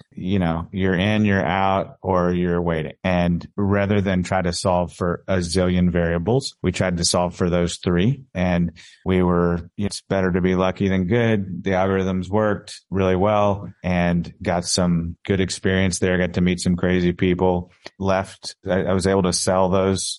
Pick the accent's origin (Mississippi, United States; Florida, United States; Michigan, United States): Mississippi, United States; accent: Mississippi drawl; moved away as an adult; also born or lived in New York; now in Dallas, United States; I grew up in Mississippi